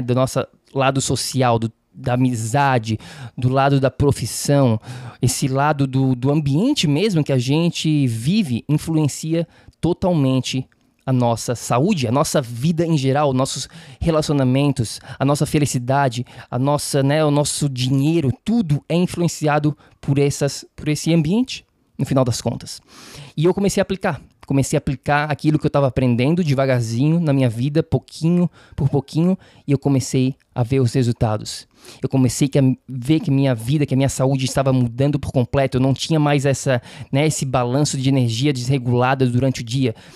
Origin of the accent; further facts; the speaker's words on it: Florianópolis, Santa Catarina, Brazil; accent: manezês; moved away as an adult; also born or lived in San Diego; now in New York, United States; eu sou natural de Florianópolis, de Floripa, da Ilha da Magia, Manezinho, então o sotaque manezês vai fazer parte aqui do, do podcast também.